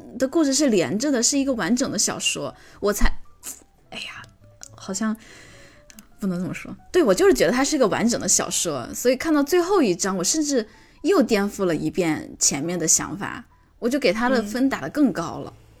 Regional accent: China; 这为什？么是中国？我作为中国人，我也觉得很奇怪，为什么来中国

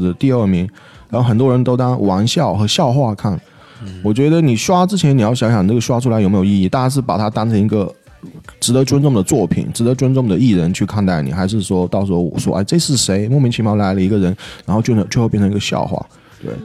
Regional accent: Yunnan, China; accent: Taiwanese-sounding (Yunnan accent); 但我是云南的

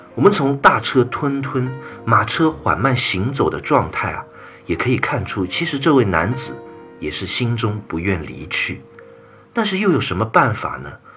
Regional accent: China; 我们中国人就是这么有礼貌、有文化

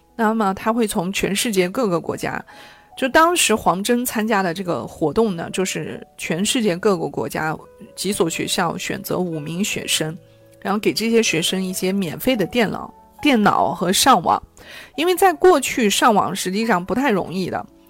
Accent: China; 我们中国人从小到大，确实的就是被看见，被肯定

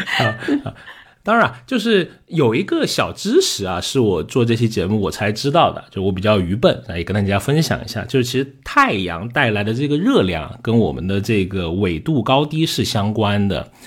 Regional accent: South China, China; 所以 Rene 经常他跟我的说话就是你这个南方人，对吧？我对他来说，我是一个南方人哈。

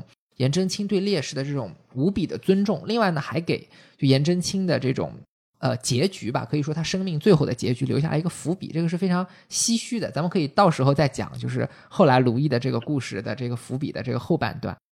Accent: China; 然后呢，我们中国人经常讲书法的时候是说，呃，有种叫字如其人的说法。

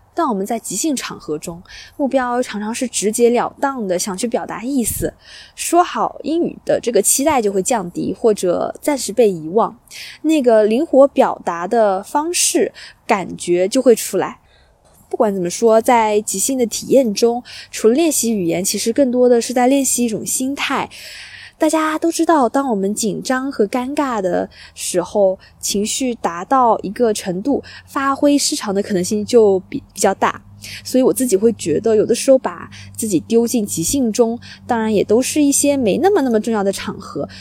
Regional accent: China; now in Australia; 我在国内

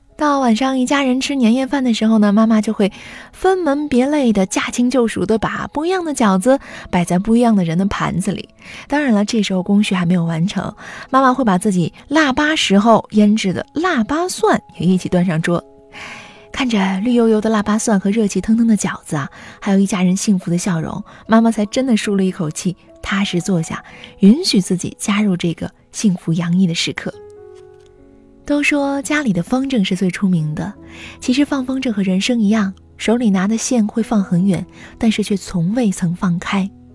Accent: Weifang, Shandong, China; 我的家乡潍坊

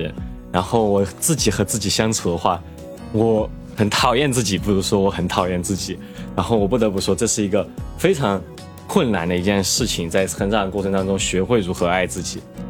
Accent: Chengdu, Sichuan, China; 我从成都来的，这个这个

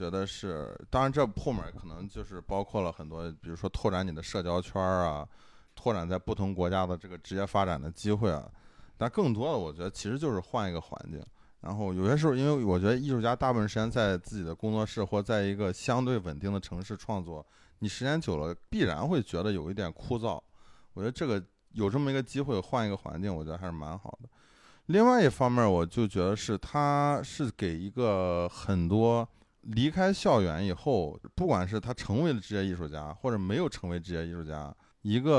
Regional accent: China; 不像我们中国人，可能这会儿我偏左，那会儿我偏右，

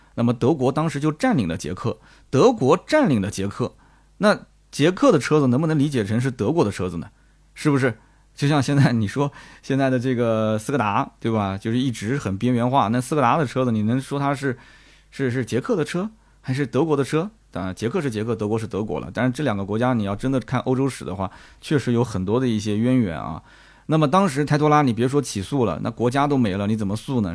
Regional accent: China; 我们中国人来讲

